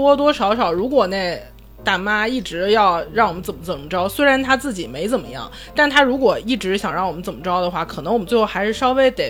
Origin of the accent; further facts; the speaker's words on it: Northeast China, China; 所以我觉得作为一个东北人，我非常知道，就是武力是解决不了问题的。